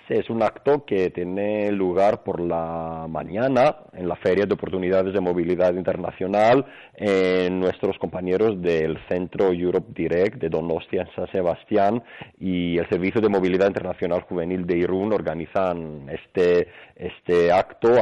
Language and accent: Spanish; Greece; Spanish is a second language; moved away as an adult; now in Spain; Yo soy griego, pero bueno, desde más pequeño he aprendido español, lo que me ha permitido también vivir en, España